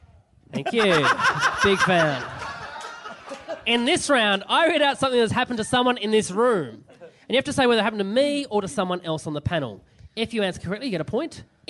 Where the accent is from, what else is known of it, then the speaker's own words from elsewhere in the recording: Burnie, Tasmania, Australia; In Burnie in Tasmania.